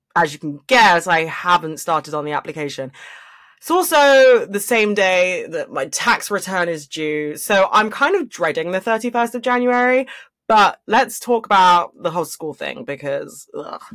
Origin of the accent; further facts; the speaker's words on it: London, United Kingdom; I am from London